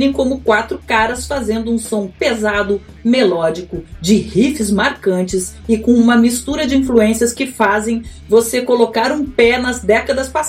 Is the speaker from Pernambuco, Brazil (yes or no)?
no; Rio Grande do Sul, Brazil; born there; now in Rio de Janeiro, Brazil; eu sou gaúcha, moro no Rio há quase 30 anos já mas nasci lá e as raízes gritam dentro de mim, né, Dani?